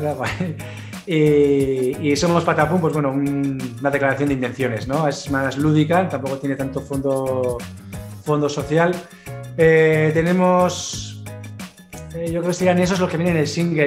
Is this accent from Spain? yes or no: yes; Pamplona, Navarre, Spain; No solo estamos en Pamplona, donde somos nacidos en Pamplona